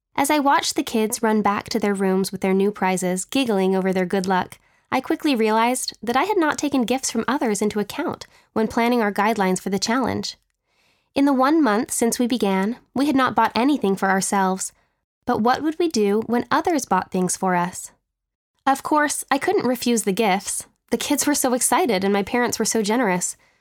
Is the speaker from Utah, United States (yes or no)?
yes; Utah, United States; moved away as an adult; growing up in Utah, we had a box of winter clothes